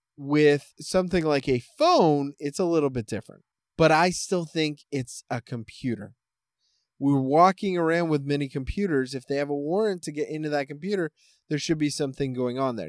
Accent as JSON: {"language": "English", "country": "Canada", "said": "I am Canadian"}